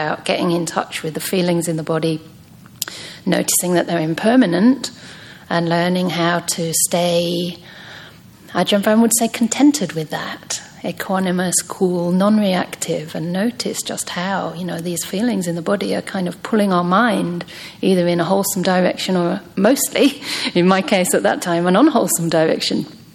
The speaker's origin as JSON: {"language": "English", "region": "England", "country": "United Kingdom", "tie": "born or raised there", "also_born_or_lived": "Myanmar", "moved": "as an adult", "said": "So originally I'm from England. But it's strange because even growing up, I didn't really feel very English"}